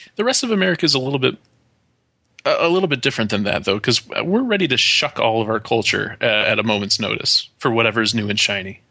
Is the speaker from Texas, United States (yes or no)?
no; Watertown, New York, United States; growing up in Watertown, New York.